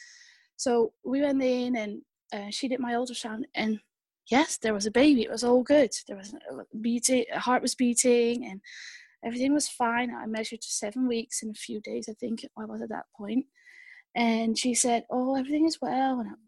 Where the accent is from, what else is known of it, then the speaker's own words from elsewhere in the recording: Netherlands; English is a second language; moved away; also born or lived in United Kingdom; I've lived in the UK for a few years, so that's probably where I picked up my accent.